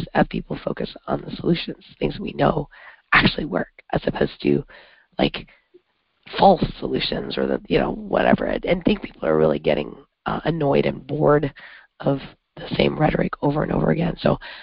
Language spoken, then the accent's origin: English; Canada; also born or lived in upstate New York; now in New York, United States; I'm from Canada, and all of Canada is north of here.